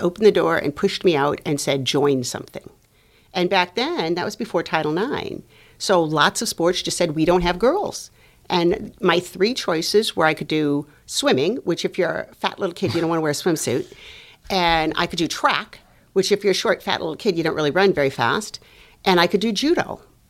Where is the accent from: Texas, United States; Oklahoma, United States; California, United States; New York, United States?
California, United States; Los Angeles; moved away as an adult; also born or lived in North Dakota; I am Latina from Los Angeles.